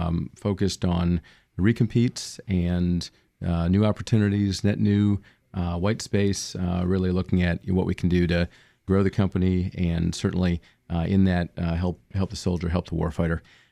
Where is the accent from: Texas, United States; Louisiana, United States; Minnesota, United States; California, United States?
Minnesota, United States; Minneapolis; So I'm originally from Minneapolis, Minnesota